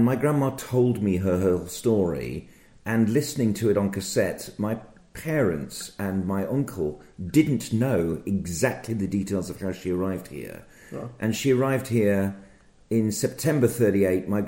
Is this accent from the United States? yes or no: no; Birmingham, West Midlands, United Kingdom; I'm from Birmingham